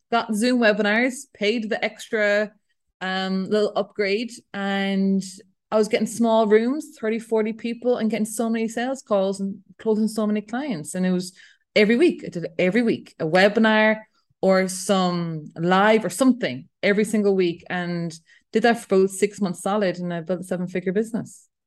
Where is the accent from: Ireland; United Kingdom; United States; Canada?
Ireland; I'm European, I'm Irish